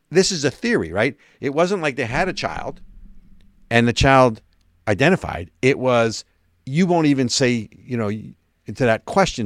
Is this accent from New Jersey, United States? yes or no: yes; New Jersey, United States; I'm from Jersey